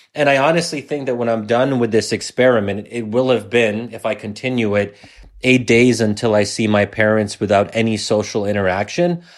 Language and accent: English; United States; as an American